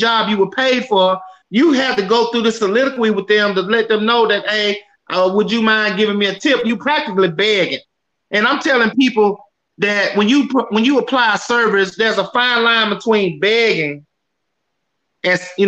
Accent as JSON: {"language": "English", "town": "Memphis", "region": "Tennessee", "country": "United States", "tie": "born or raised there", "also_born_or_lived": "Atlanta, Georgia", "moved": "yes", "said": "That's my hometown right there"}